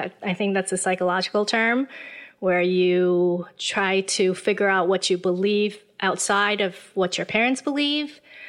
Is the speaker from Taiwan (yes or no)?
yes; Taiwan; also born or lived in Illinois; Well, I was born and raised in Taiwan. I spent most of my life here. But I did go to America for college.